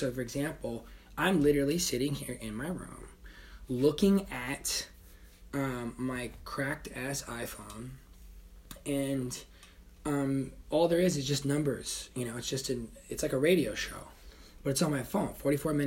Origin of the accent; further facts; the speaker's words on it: Tucson, Arizona, United States; I'm from Tucson, Arizona, so we say guitar